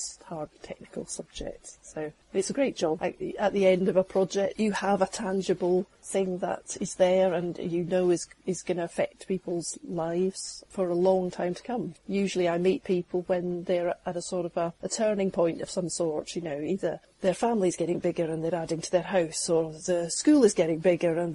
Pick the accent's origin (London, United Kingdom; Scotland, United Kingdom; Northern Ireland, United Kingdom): Scotland, United Kingdom; now in England, United Kingdom; I grew up in Scotland